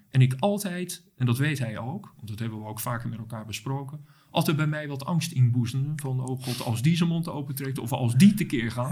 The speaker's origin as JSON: {"language": "Dutch", "town": "Rotterdam", "region": "South Holland", "country": "Netherlands", "tie": "born or raised there", "said": "ik ben geboren en getogen in Rotterdam"}